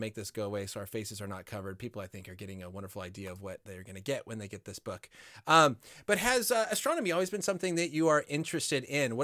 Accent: Colorado, United States; now in Los Angeles, United States; growing up in Colorado, but now living near Los Angeles

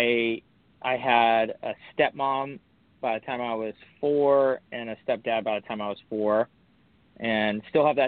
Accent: Huntington Beach, California, United States; I grew up in Huntington Beach, California. Surf City, USA

